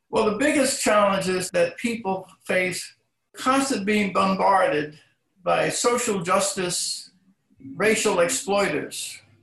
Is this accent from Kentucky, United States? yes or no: no; Philadelphia, Pennsylvania, United States; my hometown of Philadelphia